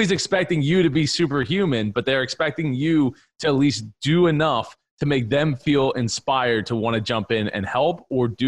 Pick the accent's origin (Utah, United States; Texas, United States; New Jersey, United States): New Jersey, United States; So I grew up in a family business in the truck parts industry in South Jersey. You said I was from South Philly. My family's from South Philly. I'm from South Jersey